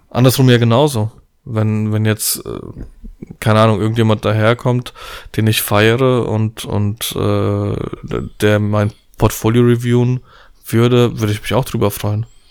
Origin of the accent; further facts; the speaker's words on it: Poland; ich bin Pole, wir haben ein bisschen viel Familie